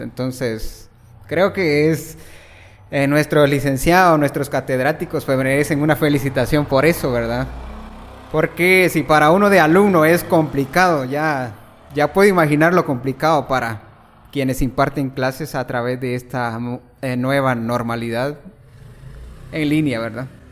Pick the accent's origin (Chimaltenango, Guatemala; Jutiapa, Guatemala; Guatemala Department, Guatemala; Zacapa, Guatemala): Jutiapa, Guatemala; El Progreso; originario de Jutiapa y, pues, resido también en en Ovejero Progreso Jutiapa prácticamente toda mi vida pues viviéndola allí, estudiando allí